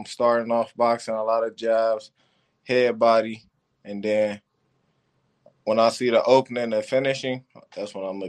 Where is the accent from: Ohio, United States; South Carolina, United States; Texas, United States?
Ohio, United States; Cleveland; also born or lived in Detroit; Football, I'll go for Cleveland Browns, where I'm from.